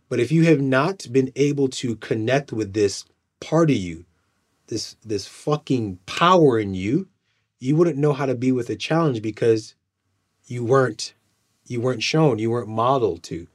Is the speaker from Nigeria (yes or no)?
yes; Nigeria; I'm, I'm Nigerian